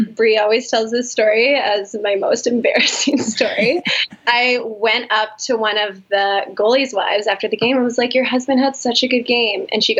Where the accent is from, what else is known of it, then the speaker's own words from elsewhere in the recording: Calgary, Alberta, Canada; also born or lived in Winnipeg / White Rock; Well, I say I'm from Calgary because I've been here since grade 4, but I was born in Winnipeg